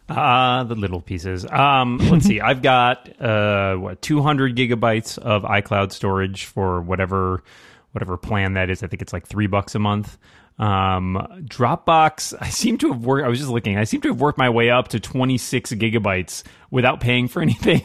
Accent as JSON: {"language": "English", "region": "Northeast", "country": "United States", "said": "I am from the Northeast"}